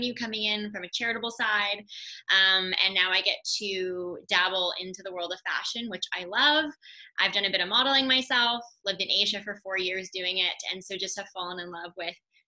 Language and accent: English; Vancouver, British Columbia, Canada; I'm born and raised in Vancouver, BC.